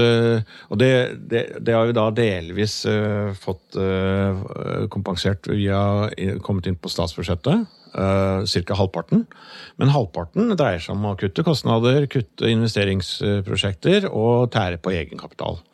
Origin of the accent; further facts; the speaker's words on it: Norway; jeg kommer jo da fra Yttingfoss, eh, vokste opp på gård